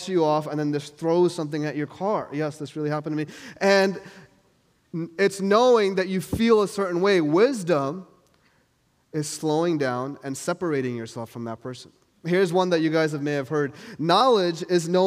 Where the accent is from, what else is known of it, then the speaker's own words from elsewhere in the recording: New York, United States; moved away; I'm from New York